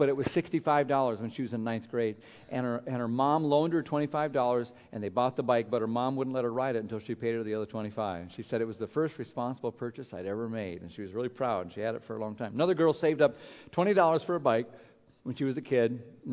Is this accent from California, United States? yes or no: no; Minnesota, United States; moved away; When I grew up in Minnesota, we had different kinds of bikes there with all the snow and cold